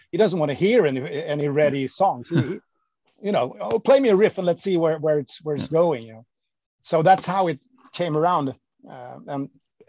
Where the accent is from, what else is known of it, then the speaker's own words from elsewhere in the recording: Sweden; moved away as an adult; my hometown, which was kind of 20 minutes away from where the guys in … lived